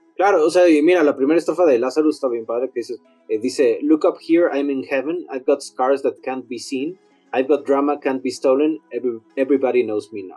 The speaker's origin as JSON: {"language": "Spanish", "country": "Mexico", "said": "nosotros mexicanos"}